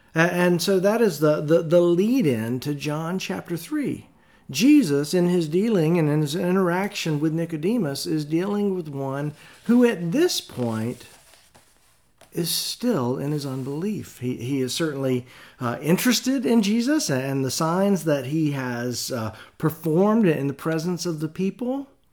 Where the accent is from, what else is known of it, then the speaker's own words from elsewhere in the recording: the South, United States; growing up in the South